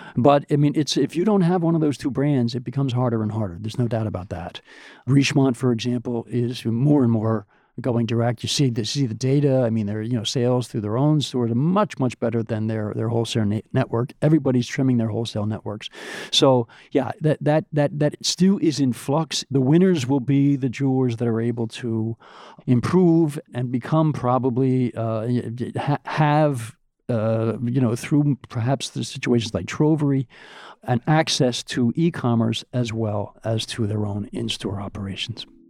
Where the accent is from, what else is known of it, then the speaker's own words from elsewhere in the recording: United States; being an American